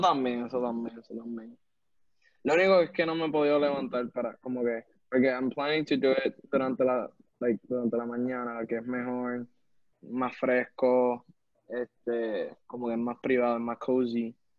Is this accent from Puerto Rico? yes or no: yes; Puerto Rico; nosotros de MIT, que somos de Puerto Rico